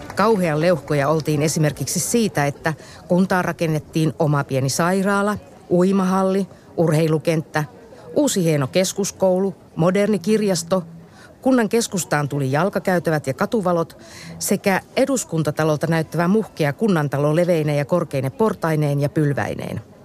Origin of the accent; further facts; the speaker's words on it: Pyhäjärvi, North Ostrobothnia, Finland; Pyhäjärvi oli myös kotikuntani. Ensiaskeleet koulutielläni otin 60-luvun lopulla nelostien varressa Hiidenkylän Oravan koulussa